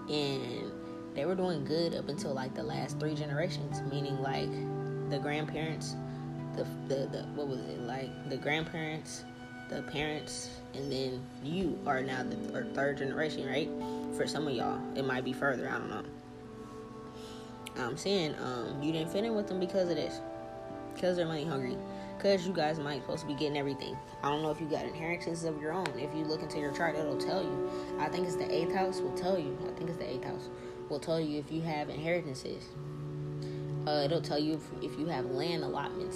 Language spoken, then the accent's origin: English; New Orleans, Louisiana, United States; we're from New Orleans